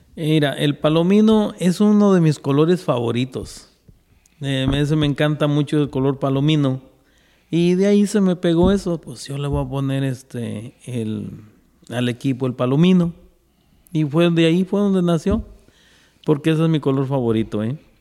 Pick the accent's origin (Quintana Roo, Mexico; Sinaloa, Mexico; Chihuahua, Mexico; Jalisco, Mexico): Jalisco, Mexico; El Grullo; moved away as an adult; now in Stockton, United States; yo soy del Grullo, Jalisco